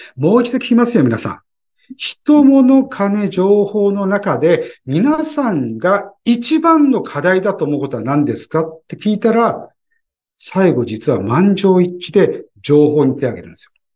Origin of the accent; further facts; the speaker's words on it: Tokyo, Japan; 東京人だけども